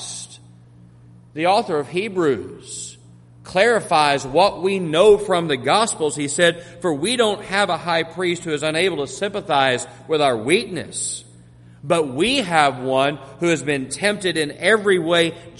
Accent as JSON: {"language": "English", "town": "Monahans", "region": "Texas", "country": "United States", "tie": "born or raised there", "also_born_or_lived": "Jackson County, Texas", "moved": "yes", "lives_now": "Corsicana, United States", "said": "I grew up in the oil fields of West Texas. We didn't know anything about hurricanes in Monahans, Texas"}